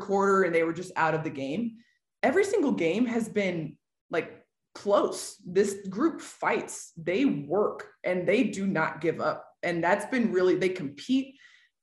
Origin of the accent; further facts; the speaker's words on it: Nashville, Tennessee, United States; moved away as an adult; now in Oklahoma City, United States; I was born and raised in Nashville, or like in the Middle Tennessee area